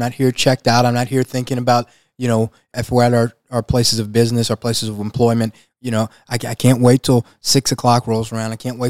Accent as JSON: {"language": "English", "region": "Louisiana", "country": "United States", "said": "We're from Louisiana."}